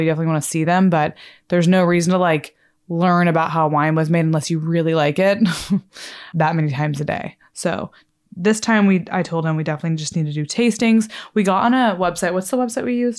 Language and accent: English; Texas, United States; now we're gonna live in Dallas because obviously I'm from Texas